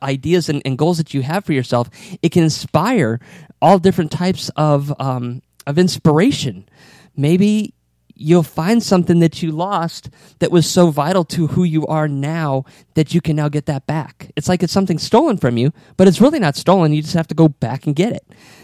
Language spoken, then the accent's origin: English; Bristol, Connecticut, United States; now in Florida, United States; I was born in Bristol, Connecticut, and I moved to Florida in 1990